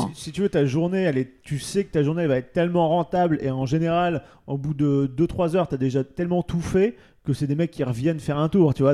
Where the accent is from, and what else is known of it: France